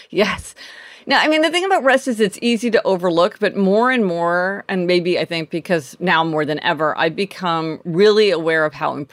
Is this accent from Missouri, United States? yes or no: yes; Kansas City, Missouri, United States; born or raised there; now in New York City, United States